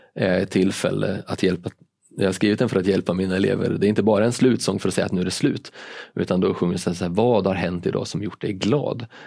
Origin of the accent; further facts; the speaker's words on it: Linköping, Östergötland, Sweden; now in Malmö, Sweden; jag kommer från Linköping